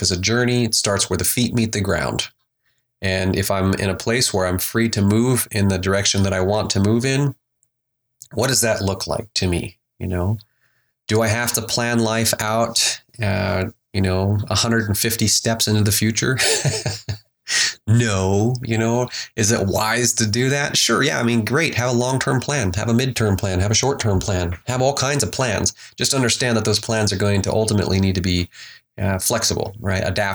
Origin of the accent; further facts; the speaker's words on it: Alaska, United States; moved away; And so I grew up in Alaska. I was born and raised in Alaska